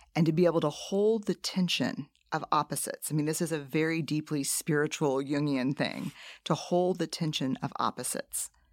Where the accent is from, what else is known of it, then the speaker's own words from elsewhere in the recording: New Orleans, Louisiana, United States; I grew up in New Orleans